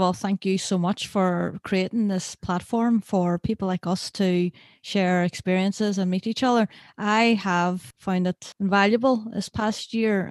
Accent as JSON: {"language": "English", "town": "Derry", "region": "Northern Ireland", "country": "United Kingdom", "said": "a filmmaker from Derry"}